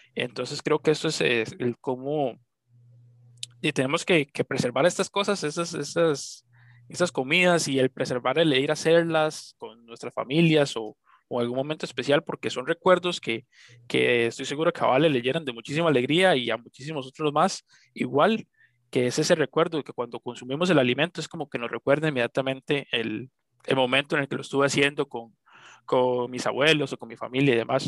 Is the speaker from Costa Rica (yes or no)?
yes; Costa Rica; nací aquí en Costa Rica